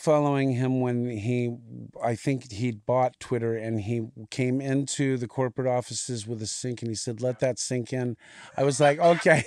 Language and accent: English; Hawaii, United States; moved away; grew up in Hawaii